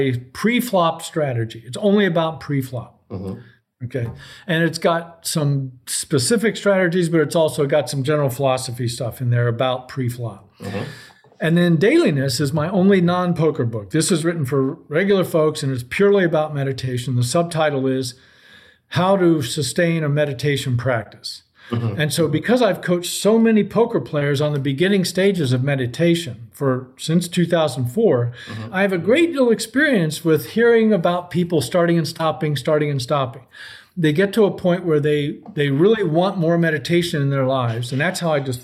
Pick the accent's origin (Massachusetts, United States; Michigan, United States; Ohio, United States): Ohio, United States; Columbus; my hometown of Columbus, Ohio